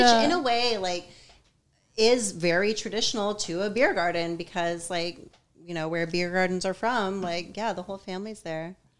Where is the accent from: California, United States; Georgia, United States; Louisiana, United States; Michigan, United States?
Georgia, United States; Atlanta; moved away as an adult; also born or lived in Austin / New York; now in St. Petersburg, United States; I'm from Atlanta. I lived there for, I think, for so long, till I was 27, like straight up in the city, raised by a single mom, like the whole latchkey experience, city kid